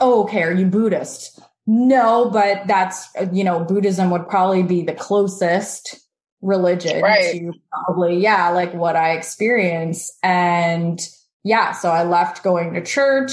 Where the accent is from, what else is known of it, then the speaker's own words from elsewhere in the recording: Canada; also born or lived in Moldova / Israel; And we moved to Canada when I was little. I was about two